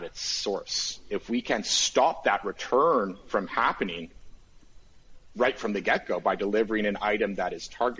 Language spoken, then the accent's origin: English; Canada; as a Canadian